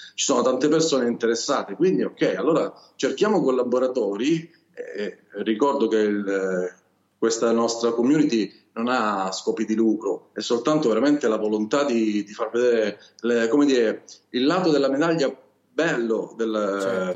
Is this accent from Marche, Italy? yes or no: no; Calabria, Italy; accent: Calabrian; Io sono calabrese, purtroppo questo mio accento non so se si sente, ma sono del sud Italia